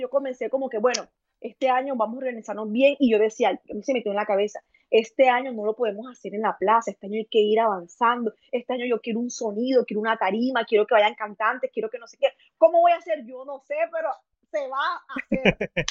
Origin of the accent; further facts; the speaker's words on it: Chiriguaná, Cesar, Colombia; soy de Chiriguaná, Cesar, Colombia